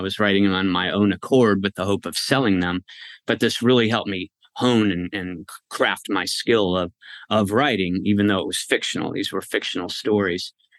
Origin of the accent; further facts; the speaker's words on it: West Coast, United States; I bounced around a lot as a kid, and I spent most of my years growing up on the West Coast